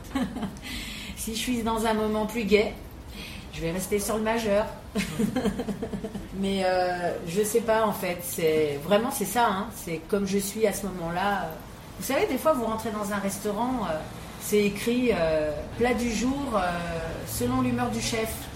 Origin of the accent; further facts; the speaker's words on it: Paris, Île-de-France, France; je suis née à Paris